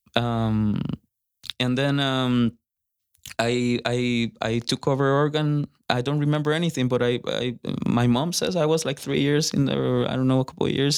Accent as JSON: {"language": "English", "country": "Costa Rica", "moved": "as an adult", "lives_now": "Fort Worth, United States", "said": "I'm from Costa Rica. I've been here, uh, five years."}